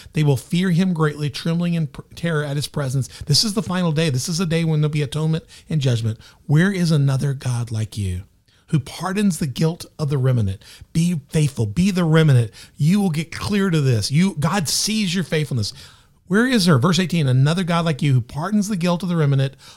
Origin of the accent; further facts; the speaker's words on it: Memphis, Tennessee, United States; also born or lived in Southern Illinois; now in Carbondale, Illinois, United States; I'm from Memphis.